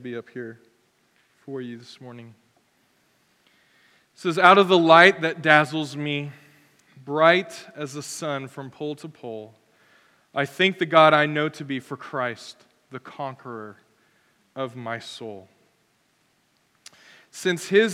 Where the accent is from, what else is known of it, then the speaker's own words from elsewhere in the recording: United States; as an American